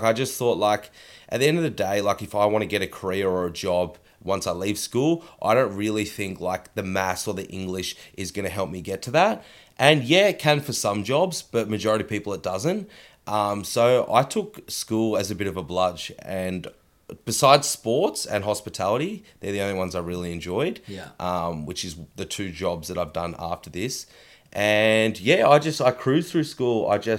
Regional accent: Horsham, Victoria, Australia; also born or lived in Noosa; So yeah, I was born in Horsham, Victoria. So down near Melbourne, and I lived there for 10 years and then I moved up to Noosa, where my parents currently live.

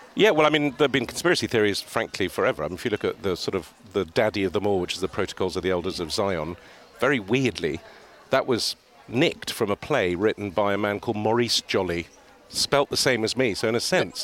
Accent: Beirut, Beirut Governorate, Lebanon; now in Cheltenham, United Kingdom; I grew up in Beirut in the middle of a civil war, quite an exciting life.

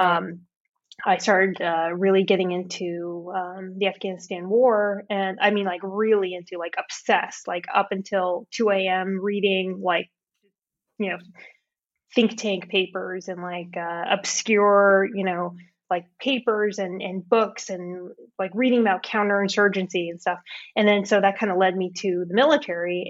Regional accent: California, United States; I grew up in California

